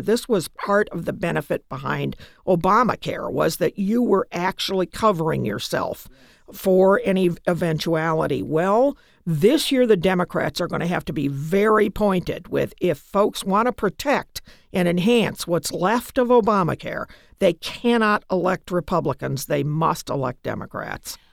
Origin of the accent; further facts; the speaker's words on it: United States; I'm an American